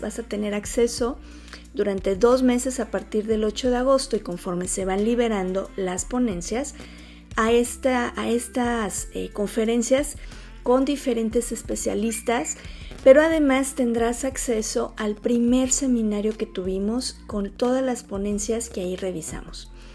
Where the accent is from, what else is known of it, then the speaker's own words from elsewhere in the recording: Mexico; nuestra sociedad mexicana